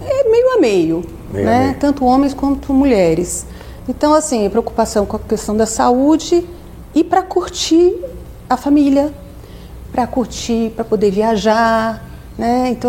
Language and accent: Portuguese; São Paulo, Brazil; voltei aqui para São Paulo, sou paulistana